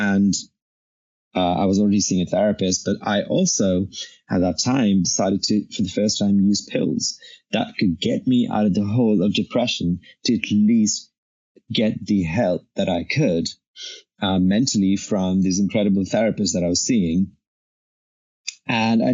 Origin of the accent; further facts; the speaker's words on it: India; now in San Francisco, United States; I'm a brown person and I'm ethnically Indian. And when I lived in India, I was a really chubby big kid